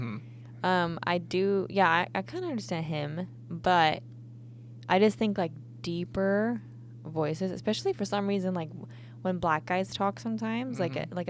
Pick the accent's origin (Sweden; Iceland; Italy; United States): Sweden; English is a second language; whenever I tell people that I'm from Sweden or they like ask like, where are you from? This and that. They're like, oh, well, you don't have an accent.